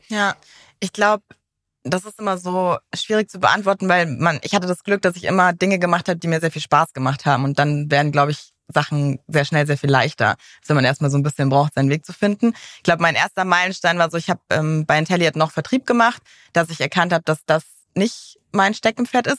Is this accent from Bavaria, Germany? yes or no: yes; Munich, Bavaria, Germany; privat komme ich aus München tatsächlich.